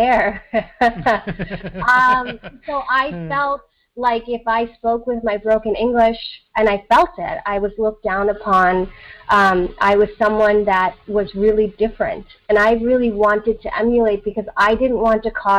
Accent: East Coast of the United States, United States; accent: American; English is a second language; also born or lived in Southern India; I came to the East Coast of the United States when I was 6 and a half

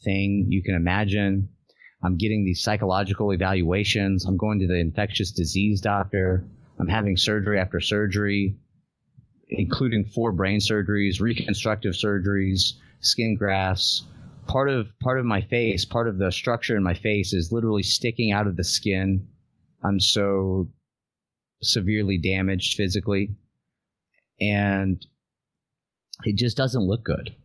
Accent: Southern Louisiana, United States; I'm from Southern Louisiana in the United States

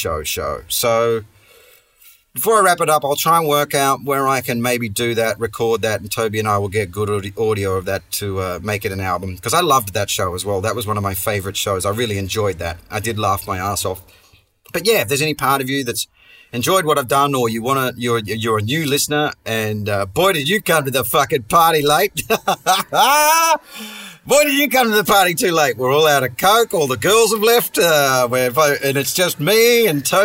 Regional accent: Perth, Western Australia, Australia; accent: Aussie; moved away; my hometown of Perth

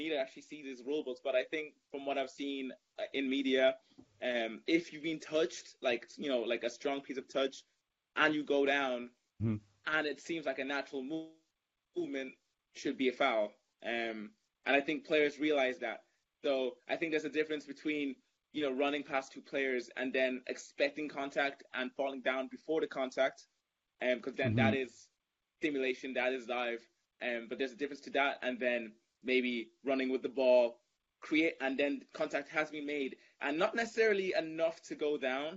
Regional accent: Germany; obviously my family's Nigerian, but I was born in Germany

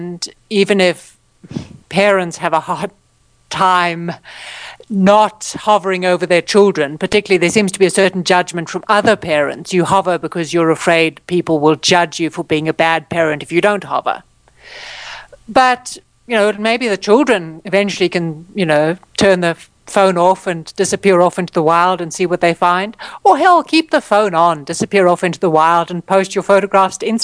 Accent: Johannesburg, Gauteng, South Africa; moved away; We grew up in Johannesburg

